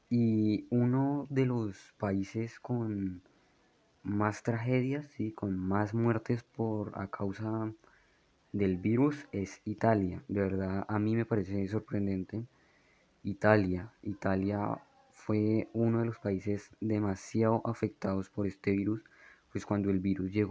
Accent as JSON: {"language": "Spanish", "region": "Bogotá", "country": "Colombia", "moved": "yes", "said": "Tal vez no noten mi acento porque no vivo en Bogotá desde hace como 5 o 6 años, pero soy de Bogotá, así en Bogotá, entonces soy, soy rolo, soy cachaco."}